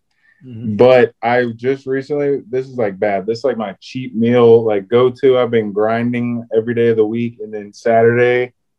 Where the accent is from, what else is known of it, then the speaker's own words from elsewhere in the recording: Lowndes County, Georgia, United States; I always grew up growing up in Lowndes County.